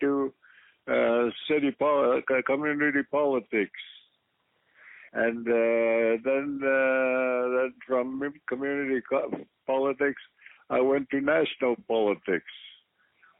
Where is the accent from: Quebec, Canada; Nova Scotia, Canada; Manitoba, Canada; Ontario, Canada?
Quebec, Canada; Kahnawake; I grew up in that environment. I grew up along the shores of the St. Lawrence River